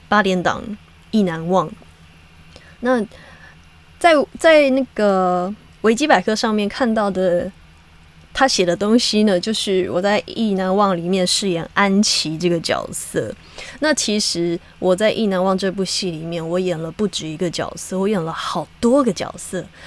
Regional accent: Hakka, Taiwan; 我是客家人，虽然我从小没有就是很 很长的说客家话

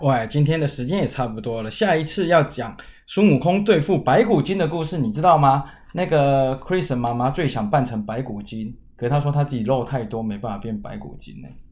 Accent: Kaohsiung, Taiwan; 万寿山不就是在我们老家后面吗？高雄有一个万寿山呢

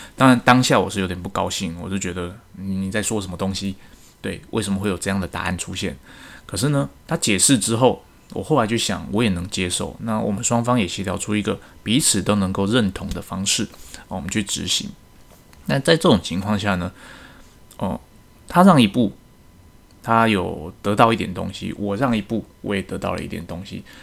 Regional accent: Taiwan; 身为一个台湾人，我希望台湾之光可以再世界各地发扬光大

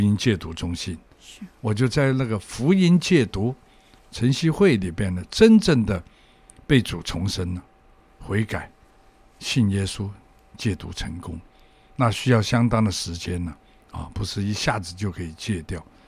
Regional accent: Hong Kong; 我从小在香港生长， 那么也在香港学坏，大概十二、三岁的时候，我就出来鬼混了

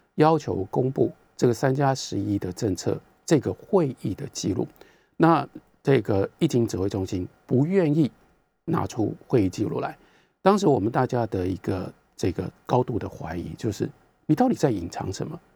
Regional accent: Taiwan; 我们台湾人就是这样。

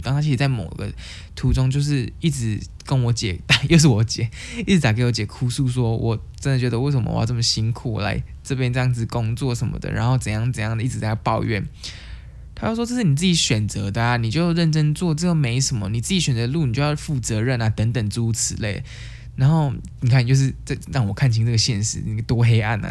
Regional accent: Taiwan; moved away as an adult; now in Canada; 我是从台湾来，我是，呃，我是从台湾过来的

